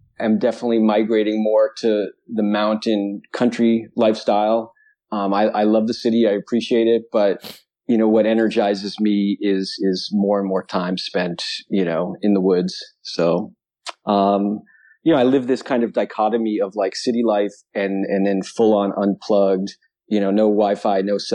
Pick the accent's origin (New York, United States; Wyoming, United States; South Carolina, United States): New York, United States; New York City; moved away as an adult; also born or lived in Albany, New York / Colorado / Vermont; I grew up on the East Coast. So, right. Born and raised in New York City area.